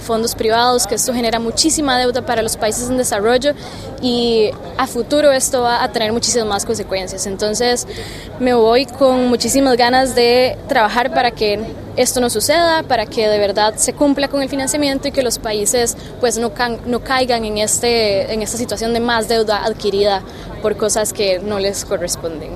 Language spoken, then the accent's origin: Spanish; San José, Costa Rica; yo soy de San José, Costa Rica